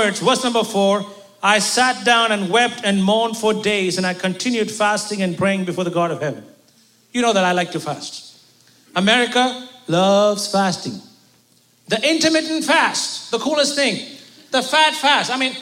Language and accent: English; India; as an Indian